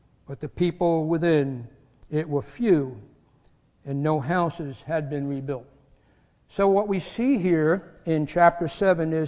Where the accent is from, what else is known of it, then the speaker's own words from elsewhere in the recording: New York, United States; moved away; I'm from New York. I talk fast.